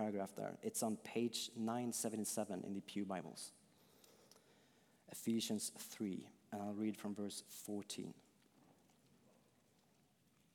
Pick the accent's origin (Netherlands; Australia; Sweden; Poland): Sweden; I'm from Sweden